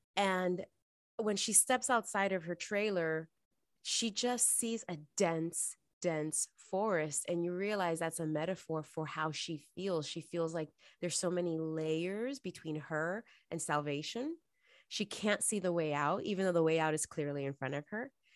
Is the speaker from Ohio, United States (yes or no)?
no; New York City, New York, United States; moved away as an adult; now in Los Angeles, United States; I'm originally from New York City, born and raised, uh, and stayed there until I graduated college, and then I moved to L